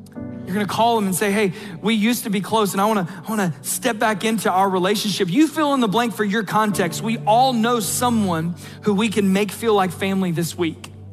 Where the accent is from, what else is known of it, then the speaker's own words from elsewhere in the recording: South Georgia, United States; accent: South Georgia; my South Georgia accent